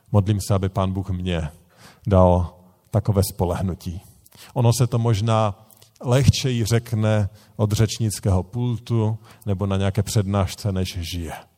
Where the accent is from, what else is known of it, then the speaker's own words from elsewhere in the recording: Bohemia, Czechia; u nás v Čechách